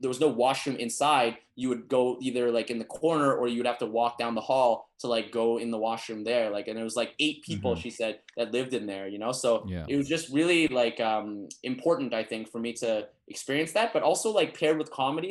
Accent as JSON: {"language": "English", "country": "Canada", "moved": "yes", "said": "I come from Canada and like how people in Canada think that I'm really good at Cantonese"}